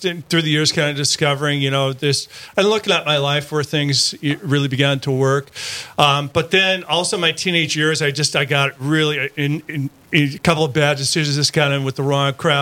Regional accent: Wolf Lake, Minnesota, United States; I grew up in Wolf Lake, Minnesota, which is about 17 miles east of Frazee, and graduated from Frazee High School

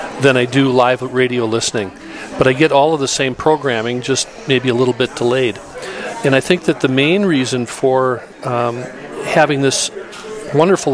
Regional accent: Milwaukee, Wisconsin, United States; moved away as an adult; now in Rapid City, United States; I was raised in Milwaukee, Wisconsin

